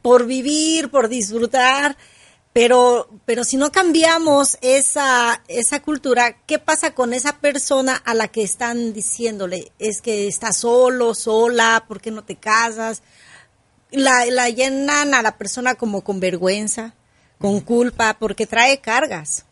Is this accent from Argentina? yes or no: no; Mexico; yo soy mexicana